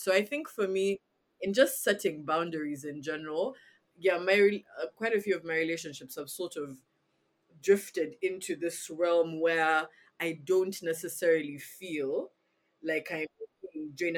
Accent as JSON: {"language": "English", "country": "Uganda", "tie": "born or raised there", "said": "growing up in Uganda"}